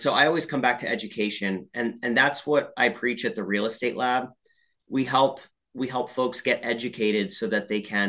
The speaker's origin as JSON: {"language": "English", "town": "Allentown", "region": "Pennsylvania", "country": "United States", "tie": "born or raised there", "said": "that's about the town I was born in."}